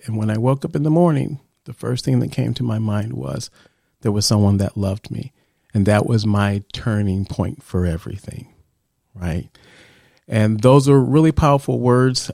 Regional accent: Chicago, Illinois, United States; I grew up in Chicago

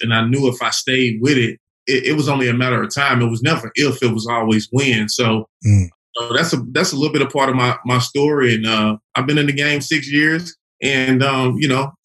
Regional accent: Chattanooga, Tennessee, United States; also born or lived in Little Rock, Arkansas; now in Atlanta, United States; I'm originally from Chattanooga, Tennessee.

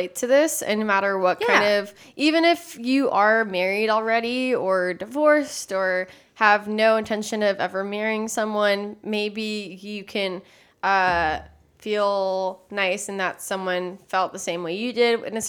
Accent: Texas, United States; also born or lived in Austin; I'm from Texas.

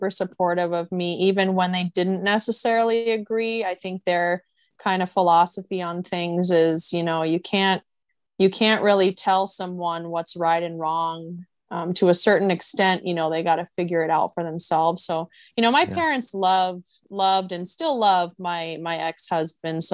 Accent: suburb of Portland, Oregon, United States; moved away as an adult; also born or lived in Florida / California; now in Honolulu, United States; So I was born in Portland, Oregon, and I grew up in a suburb of Portland called Westland, Oregon. So that's kind of where I was until the age of 18.

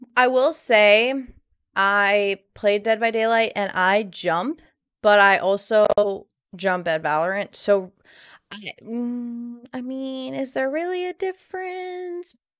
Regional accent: Miami, Florida, United States; moved away; I'm originally from Miami, which is a really big melting pot of melting pots, and Now I live in a more country setting

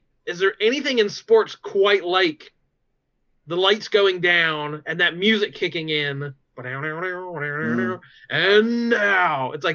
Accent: United States; as an American youth in those years

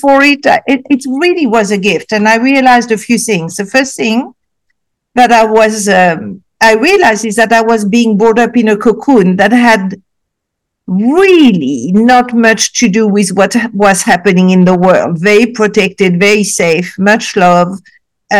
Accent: Casablanca, Casablanca-Settat, Morocco; also born or lived in Africa; after that, I moved to Casablanca, Morocco

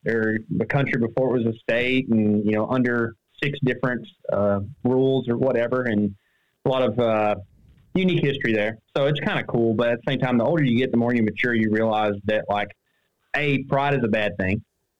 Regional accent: Sulphur Springs, Texas, United States; also born or lived in Emory, Texas; I've immigrated to Emory, Texas, about 10 miles south of my hometown, which is Sulphur Springs, Texas

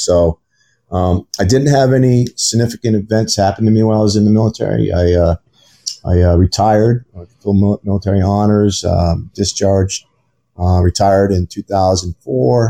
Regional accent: Maine, United States; I grew up in the great state of Maine

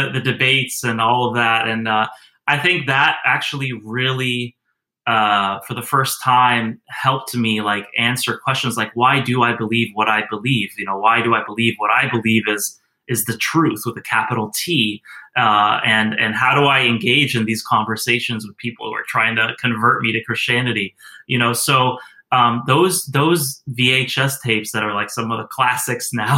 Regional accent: Knoxville, Tennessee, United States; also born or lived in Houston, Texas / New Mexico / Pennsylvania; since the second grade, I grew up in East Tennessee, near the Smoky Mountains in Knoxville, Tennessee.

